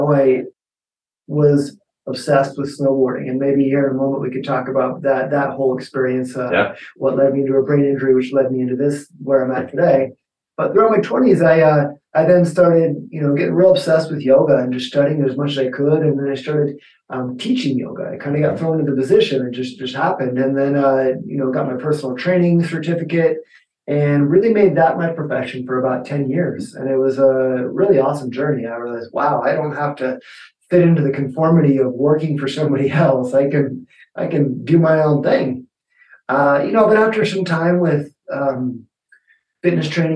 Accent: Denver, Colorado, United States; I'm a Denver native, Colorado native, born and raised

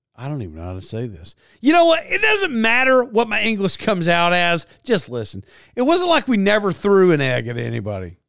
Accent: United States; in the United States, I did not grow up like I was Donald Trump at all

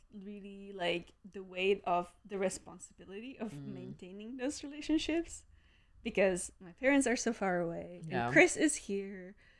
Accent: Czechia; also born or lived in Turkey; now in United States; when I was in Prague, because at least I would be in like my home country.

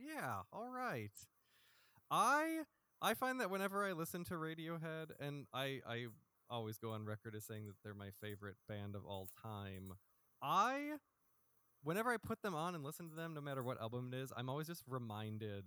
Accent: Freeport, United States; Freeport Public Library would not be, I don't think, unless the library got cool in my hometown

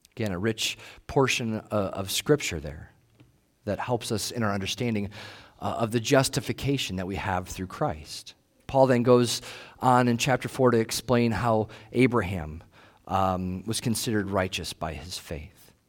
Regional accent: United States; we're American

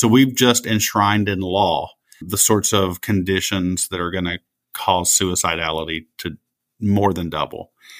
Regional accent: Appalachia, United States; That did not exist for me as an Appalachian.

